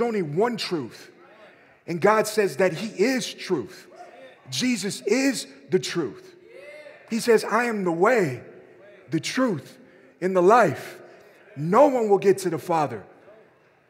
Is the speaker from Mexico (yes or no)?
yes; Mexico; moved away; I grew up in Mexico, and my uncle lived across the street from me